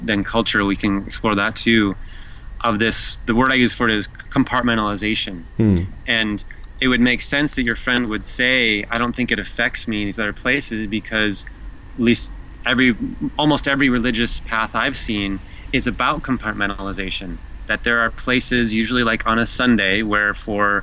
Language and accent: English; United States; being an American male, American white male in particular